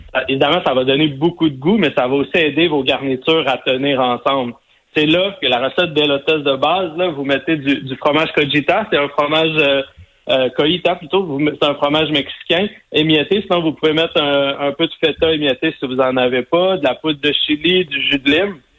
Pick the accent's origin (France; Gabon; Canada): Canada; Sainte-Madeleine, Quebec; moi, je viens de Sainte-Madeleine, de la rive sud de Montréal